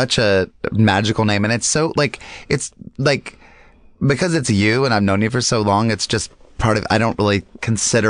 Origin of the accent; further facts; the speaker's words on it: Lincolnton, North Carolina, United States; moved away as an adult; I grew up in Lincolnton